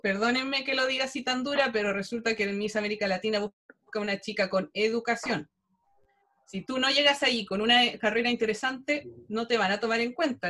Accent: Chile

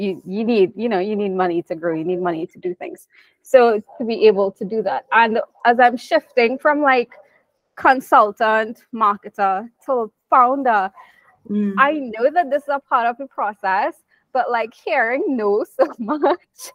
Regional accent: Trinidad & Tobago; I'm from Trinidad

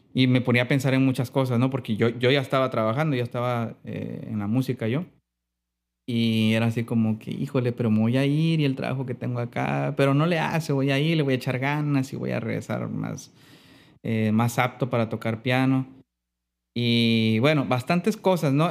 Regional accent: Mazatlán, Sinaloa, Mexico; also born or lived in Salina Cruz, Oaxaca; yo nací en un lugar que se llama selina Cruz, en Oaxaca estuve nada más ahí en mi infancia como hasta los 8, 9 años y ya después de ahí ya me vine para acá, para Mazatlán. Entonces sí, considero que soy más, más sinaloense que, de Oaxaca.

